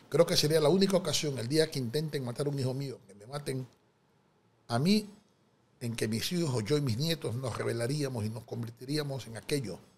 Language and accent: Spanish; Daule, Guayas, Ecuador; born there; Mi madre es una mujer de sexto grado de primaria, Nací en Daule. Mi padre era un contador federado, descendiente libanés, nació en Ambato.